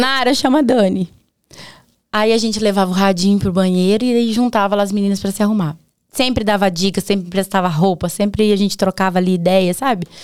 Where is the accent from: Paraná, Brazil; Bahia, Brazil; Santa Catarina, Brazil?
Paraná, Brazil; Prado Ferreira; also born or lived in Presidente Prudente, São Paulo / Londrina, Paraná; now in Baiti, Brazil; Eu nasci em Presidente Prudente. Mas eu não nem falo, porque eu vim muito pequenininha pro Paraná. Que nem eu falei pra você, é porta, porteira, tá no coração, sou paranaense